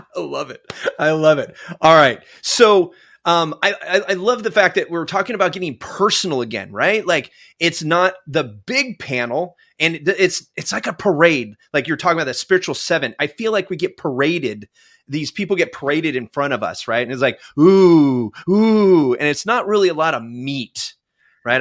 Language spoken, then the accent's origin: English; Northern California, United States; moved away; also born or lived in Alaska; I grew up in Northern California